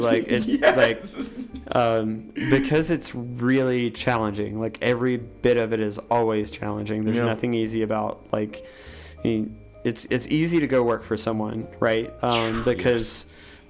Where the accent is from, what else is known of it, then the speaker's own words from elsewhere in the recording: Wilkes, North Carolina, United States; growing up in Wilkes